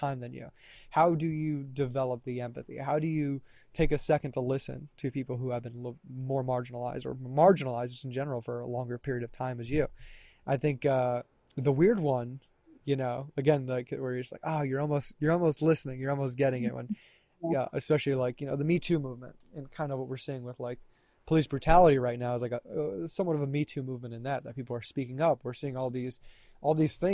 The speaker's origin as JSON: {"language": "English", "region": "the South", "country": "United States", "said": "I'm from the South"}